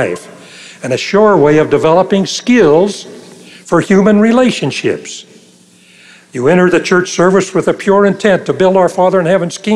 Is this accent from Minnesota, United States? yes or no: no; Logan, Utah, United States; moved away; Logan, my hometown